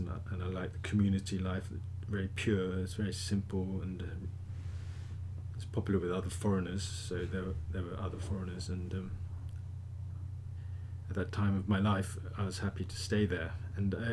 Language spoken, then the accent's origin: English; Tokyo, Japan; also born or lived in Hong Kong / Thailand; child, I lived in Tokyo